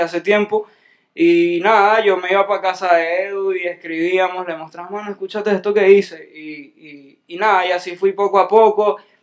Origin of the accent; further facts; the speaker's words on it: Venezuela; yo soy un venezolano